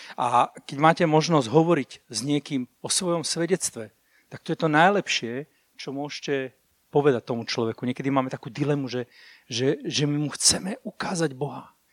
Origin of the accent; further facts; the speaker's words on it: Púchov, Trenčín Region, Slovakia; Ja som inak z Púchova